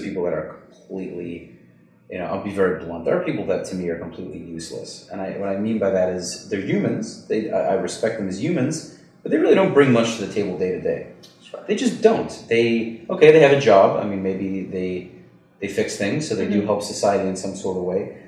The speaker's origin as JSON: {"language": "English", "region": "New York", "country": "United States", "tie": "born or raised there", "said": "I know I'm Jewish. I grew up in New York"}